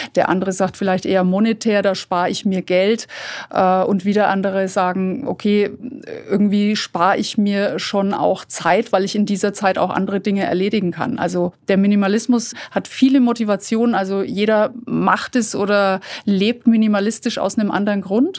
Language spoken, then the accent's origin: German; Fürth, Bavaria, Germany; bei uns in Fürth